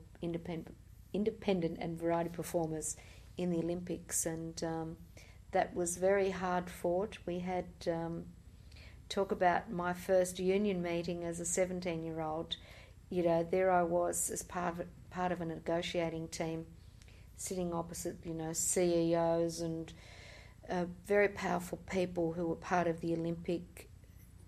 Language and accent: English; Australia; we're Australian in Australia